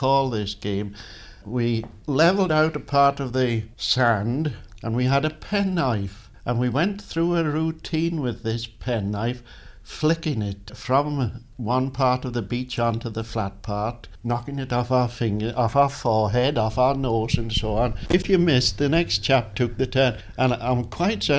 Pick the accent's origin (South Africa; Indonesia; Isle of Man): Isle of Man; Peel; born or raised there